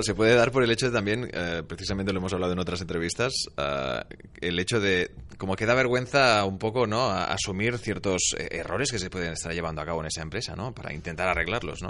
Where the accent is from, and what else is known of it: Spain